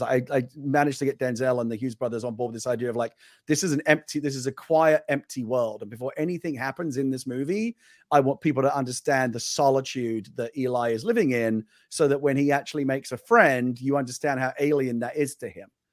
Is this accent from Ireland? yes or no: no; United Kingdom; moved away; I'm a British person who lived in the UK